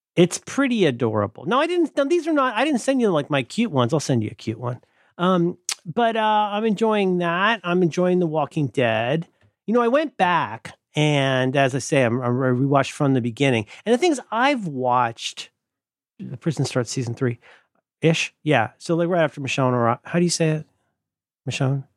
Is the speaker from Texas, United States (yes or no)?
no; Ohio, United States; moved away; growing up in Ohio